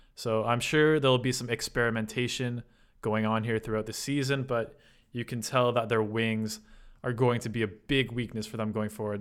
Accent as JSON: {"language": "English", "country": "Canada", "said": "You know me as a Canadian"}